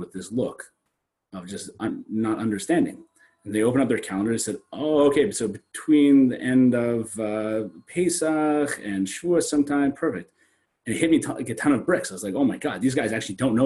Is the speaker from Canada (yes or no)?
yes; Sault Ste. Marie, Ontario, Canada; now in Toronto, Canada; I came from a very small town. I come from Northern Canada, from a place called Sault Ste. Marie.